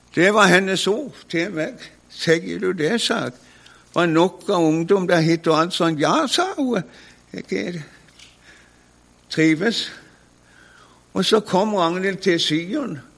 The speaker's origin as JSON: {"language": "Norwegian", "town": "Konsmo", "region": "Agder", "country": "Norway", "said": "hadde min bror som også var hjemme på Konsmo"}